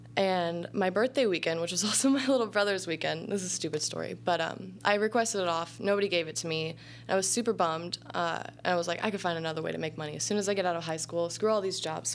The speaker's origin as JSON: {"language": "English", "region": "Southern Illinois", "country": "United States", "tie": "born or raised there", "said": "I grew up all over like Southern Illinois, like mm. anywhere between Effingham and Carbondale"}